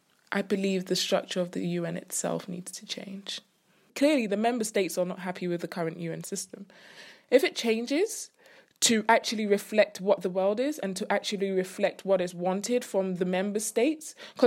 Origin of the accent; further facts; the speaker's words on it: Ghana; also born or lived in United Kingdom; I am from Ghana and the UK. I grew up in both.